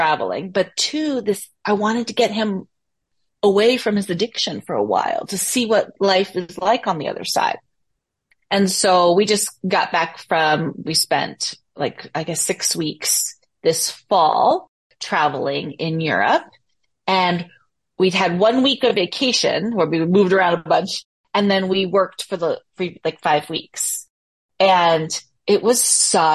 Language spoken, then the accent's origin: English; Bay Area, California, United States; moved away as an adult; I'm from the Bay Area.